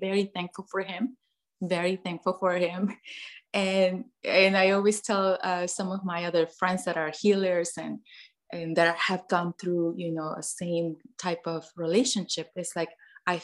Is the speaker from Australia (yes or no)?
no; Mexico; moved away as an adult; now in United States; I grew up in Mexico, born and raised there, moved to the US when I was 18.